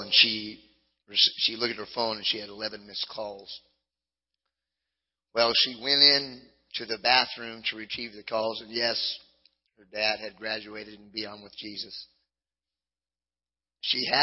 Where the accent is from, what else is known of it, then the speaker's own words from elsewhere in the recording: Southern California, United States; I grew up in Southern California